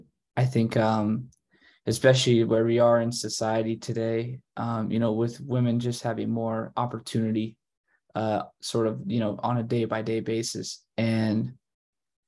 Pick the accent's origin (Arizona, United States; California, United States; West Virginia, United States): Arizona, United States; I grew up in Arizona